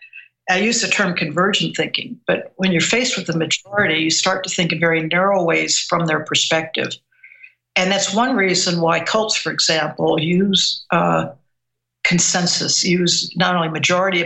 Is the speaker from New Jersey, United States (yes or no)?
no; Missouri, United States; I was born and raised in Missouri